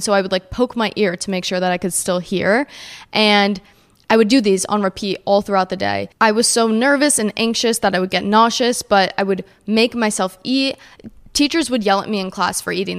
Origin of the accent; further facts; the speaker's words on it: New Jersey, United States; I grew up in New Jersey